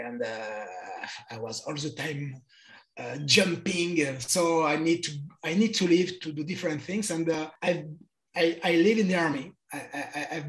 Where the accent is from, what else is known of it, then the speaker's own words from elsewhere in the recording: Bordeaux, Nouvelle-Aquitaine, France; English is a second language; moved away as an adult; now in Guadeloupe; I was born in the city in Bordeaux in the south of France. But I moved... younger because I don't want to stay in the city and I want to move to go explore the world. And I was 18 when I left Bordeaux